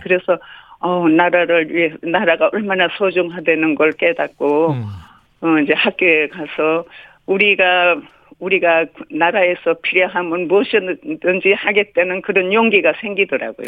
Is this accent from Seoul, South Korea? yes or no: no; Chuncheon, Gangwon, South Korea; 나는 춘천여고 1학년인데